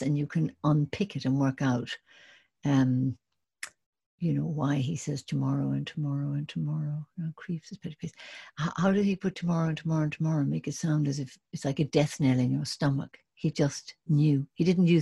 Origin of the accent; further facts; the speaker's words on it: Ireland; moved away as an adult; also born or lived in England; I was from Ireland and doing Shakespeare in England